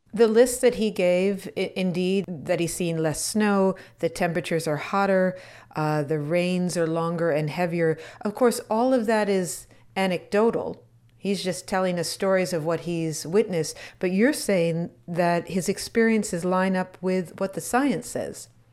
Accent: Wisconsin, United States; moved away; when I grew up in Wisconsin

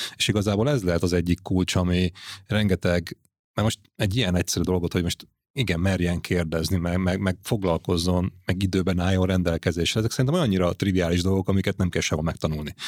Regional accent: Hungary

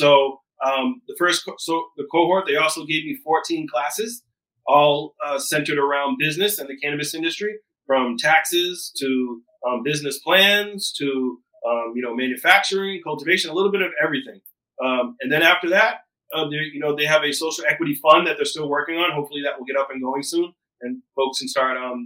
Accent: Taunton, Massachusetts, United States; I come from Taunton, Massachusetts, which is a disproportionately impacted community by the war on drugs

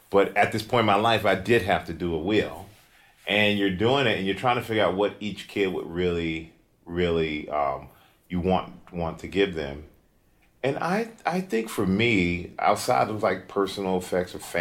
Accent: Germany; I grew up in Germany.

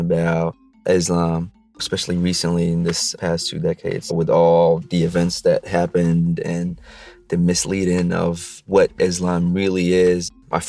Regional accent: Casablanca, Casablanca-Settat, Morocco; I was born and raised in Morocco, exactly in Casablanca.

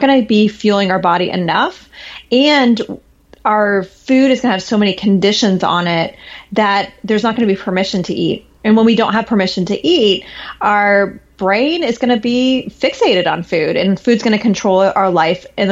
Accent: Midwest, United States; I grew up in the Midwest where tornado alarms happened every Monday at noon

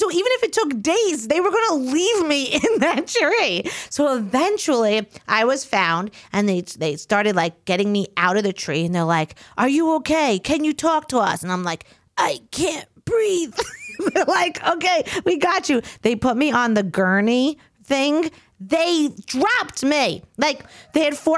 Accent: Long Island, New York, United States; I'm from Long Island. We don't got woods

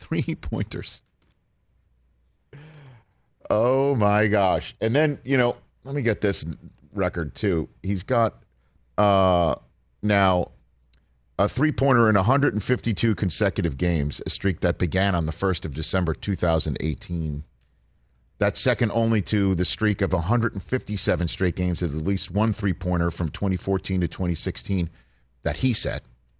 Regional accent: New York City, New York, United States; as a New Yorker

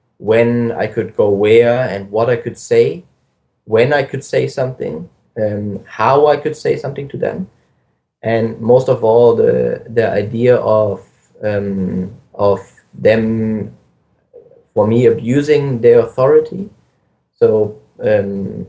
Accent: Germany; I grew up in Germany. I went to school in Germany

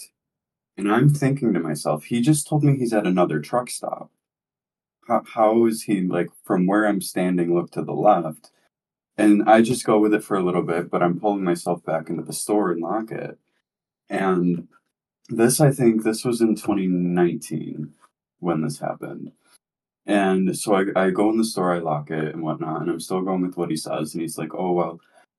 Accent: New York, United States; I'm from New York

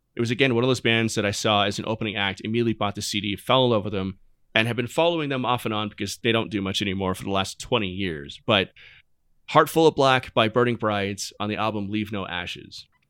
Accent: Arizona, United States; growing up in Arizona, we, I grew up in the golden age of, of local music in Arizona

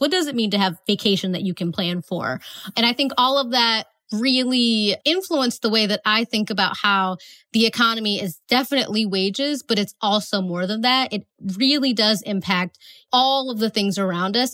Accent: Northeast Ohio, United States; I'm from Northeast Ohio, so we have a NASA center that's close to us.

